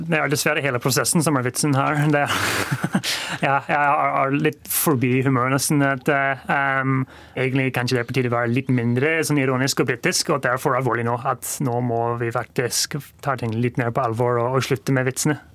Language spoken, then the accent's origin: Norwegian; Northern Ireland, United Kingdom; moved away; Jeg kommer fra Nord-Irland.